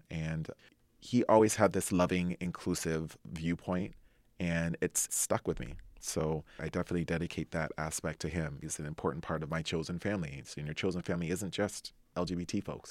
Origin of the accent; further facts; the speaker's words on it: Anaheim, California, United States; I grew up in Anaheim, California.